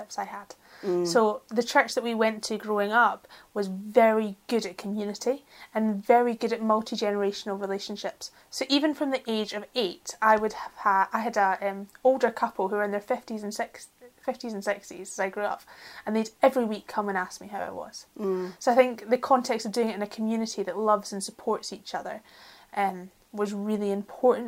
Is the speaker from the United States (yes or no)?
no; Glasgow, Scotland, United Kingdom; we're Glaswegian, so we speak really fast